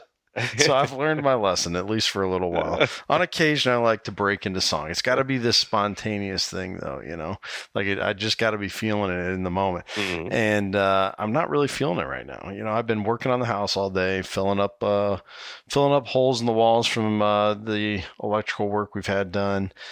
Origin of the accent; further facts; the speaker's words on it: Iowa, United States; here in my home state of Iowa